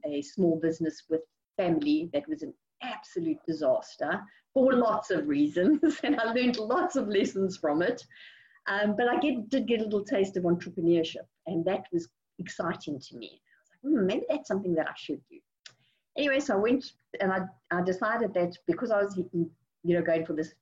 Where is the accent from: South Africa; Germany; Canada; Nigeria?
South Africa; moved away as an adult; now in Houston, United States; I'm originally from South Africa